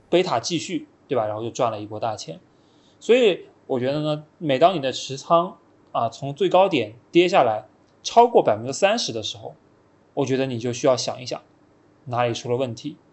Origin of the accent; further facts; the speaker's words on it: China; 就很相信我们中国人也能做出，呃，不比外国人差的东西